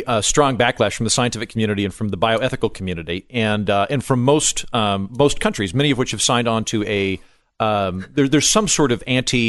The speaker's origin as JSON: {"language": "English", "region": "Oklahoma", "country": "United States", "said": "I'm from Oklahoma."}